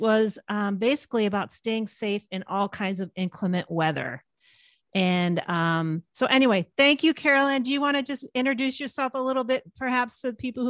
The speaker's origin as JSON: {"language": "English", "region": "West Coast", "country": "United States", "said": "I'm from the West Coast as well."}